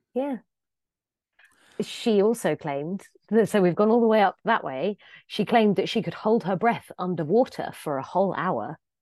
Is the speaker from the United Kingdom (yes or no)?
yes; England, United Kingdom; I'm English